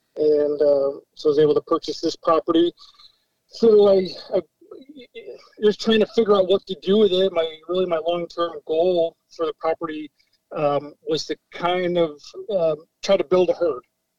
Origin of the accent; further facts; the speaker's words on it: Vermont, United States; moved away as an adult; now in Connecticut, United States; Well, like I said, I'm from Vermont. I've been down here in Connecticut for about 8 years.